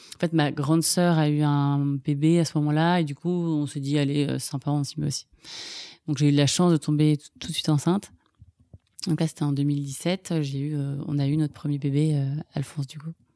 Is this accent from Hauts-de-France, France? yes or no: no; Ville-d'Avray, Île-de-France, France; J'ai grandi à Ville-d'Avray